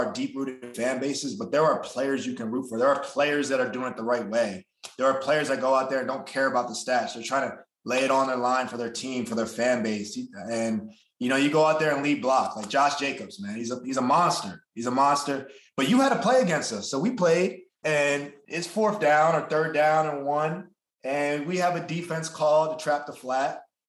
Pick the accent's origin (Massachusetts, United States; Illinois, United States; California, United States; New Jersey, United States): New Jersey, United States; I grew up in New Jersey. I'm playing for the Giants right now. I'm back home.